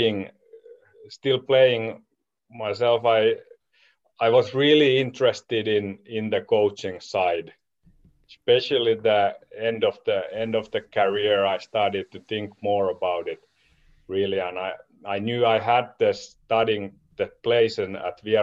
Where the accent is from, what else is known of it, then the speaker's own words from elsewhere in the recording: Espoo, Uusimaa, Finland; I'm originally from Espoo, Finland